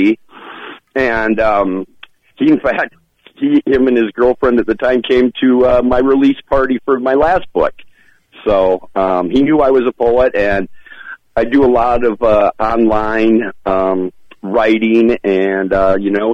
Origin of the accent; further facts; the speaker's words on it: Rochester, Minnesota, United States; I'm from Rochester